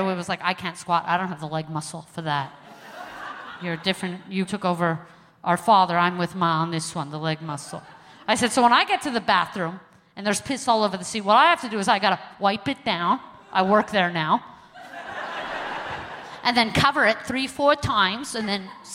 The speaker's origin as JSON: {"language": "English", "town": "New York City", "region": "New York", "country": "United States", "also_born_or_lived": "Calgary, Canada", "moved": "yes", "said": "I'm originally from Crown Heights, Brooklyn, New York"}